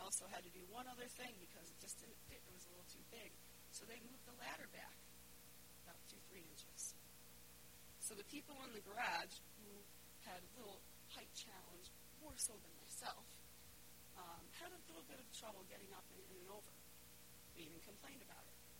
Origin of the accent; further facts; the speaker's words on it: Winston, Connecticut, United States; I'm from a little town called Winston, and I grew up there my whole life